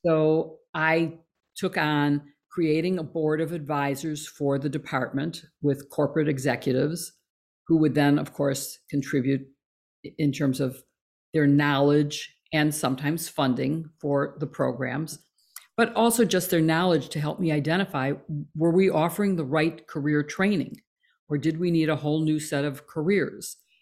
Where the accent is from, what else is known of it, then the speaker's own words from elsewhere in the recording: Chicago, Illinois, United States; also born or lived in Skokie, Illinois / Champaign, Illinois; I grew up in Chicago. I was born on the north side, uh, along the lakefront, and went to grade school in that neighborhood, and moved to Skokie when I started high school